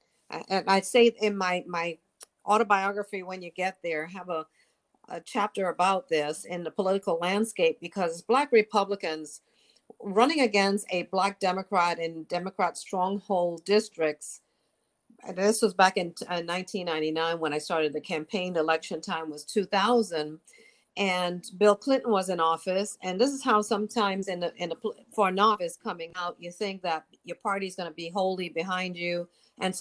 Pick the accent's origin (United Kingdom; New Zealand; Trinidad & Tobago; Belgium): Trinidad & Tobago; moved away; also born or lived in New York; I was born in Trinidad and my parents are from Trinidad and Tobago